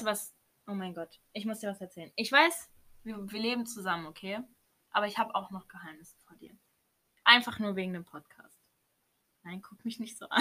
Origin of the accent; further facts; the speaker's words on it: Baden-Baden, Baden-Württemberg, Germany; Wir kommen auch aus Baden-Baden